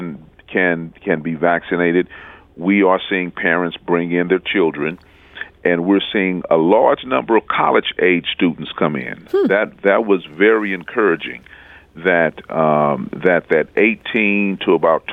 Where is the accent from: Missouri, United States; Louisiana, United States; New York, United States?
Missouri, United States; St. Louis; I was growing up in the Jeff Vanderloo neighborhood